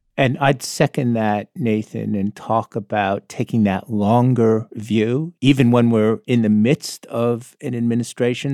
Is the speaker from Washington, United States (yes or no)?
no; South Florida, United States; I grew up in South Florida